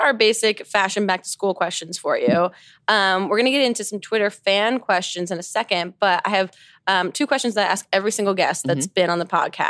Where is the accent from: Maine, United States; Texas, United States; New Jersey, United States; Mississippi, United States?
New Jersey, United States; moved away; I was also from Jersey.